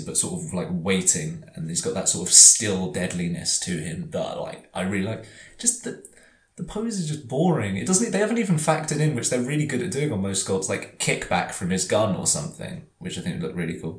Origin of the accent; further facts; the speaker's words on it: London, United Kingdom; growing up in Camden, which is really is one of like the certainly was one of the punk capitals of London.